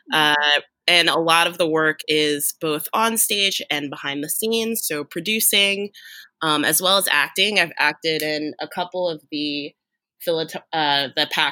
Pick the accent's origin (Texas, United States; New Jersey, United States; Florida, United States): New Jersey, United States; Cherry Hill; I'm from Cherry Hill, New Jersey, in South Jersey